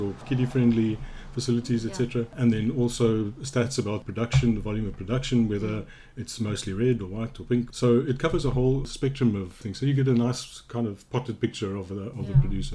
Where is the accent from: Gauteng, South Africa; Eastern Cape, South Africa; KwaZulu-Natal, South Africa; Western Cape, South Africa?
Gauteng, South Africa; Johannesburg; I grew up in Johannesburg